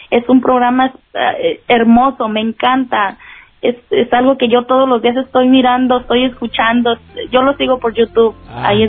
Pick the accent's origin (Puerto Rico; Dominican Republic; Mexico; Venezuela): Mexico; Jalpa, Zacatecas; moved away; Ah, soy de Jalpa, Zacatecas.